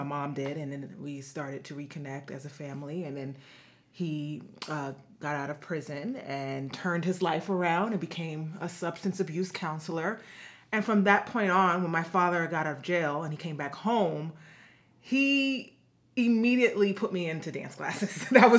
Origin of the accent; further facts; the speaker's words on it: New York City, New York, United States; I'm from the Bronx in New York City, aka the boogie down Bronx, as I always like to say. So I was born and raised there in the Bronx.